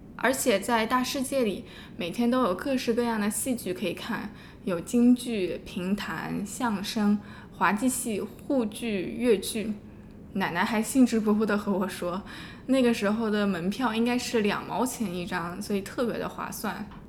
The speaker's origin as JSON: {"language": "Chinese", "region": "Shanghai", "country": "China", "tie": "born or raised there", "moved": "yes", "said": "我能出生在上海，在这个包容性很高的城市里成长"}